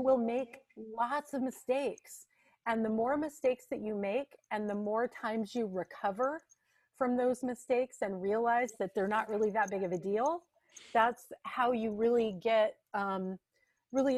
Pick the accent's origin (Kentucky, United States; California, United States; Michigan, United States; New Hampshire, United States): California, United States; Santa Barbara; also born or lived in Ojai, California; I was born and raised in the Santa Barbara area and lived there for 28 years as an adult as well